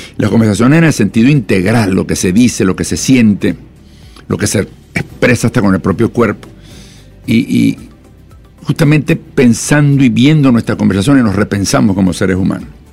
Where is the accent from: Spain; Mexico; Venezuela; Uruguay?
Venezuela; moved away; also born or lived in Colombia; yo soy venezolano de origen, también tengo nacionalidad colombiana